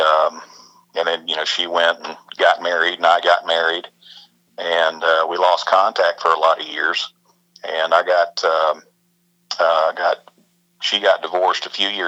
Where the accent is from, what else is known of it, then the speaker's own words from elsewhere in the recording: Roanoke, Virginia, United States; I'm originally from Virginia